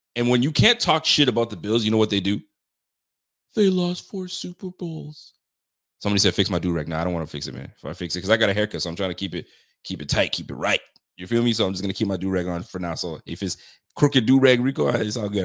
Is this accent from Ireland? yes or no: no; Canada; I'm Canadian